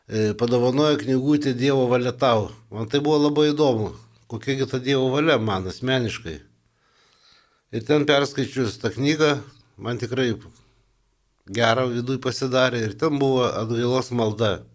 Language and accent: Lithuanian; Vilnius, Vilnius County, Lithuania; also born or lived in Kaunas / Mažeikiai; mokiausi Kaune, esu Vilnietis ir kai paskirimą gavau Vilniuje